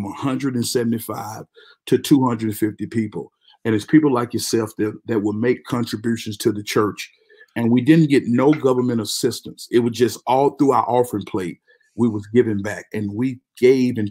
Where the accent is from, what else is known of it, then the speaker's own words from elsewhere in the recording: Mississippi, United States; moved away as an adult; now in Frisco, United States; I'm from Mississippi, born and raised all my life